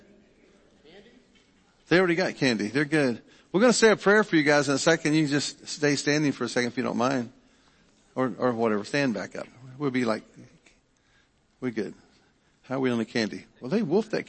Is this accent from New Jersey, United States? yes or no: no; Kentucky, United States; I'm from Kentucky